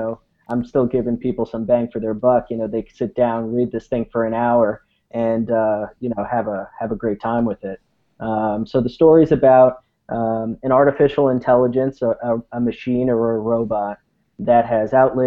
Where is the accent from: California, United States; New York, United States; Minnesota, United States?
California, United States; San Francisco; I'm from San Francisco, project manager out in San Francisco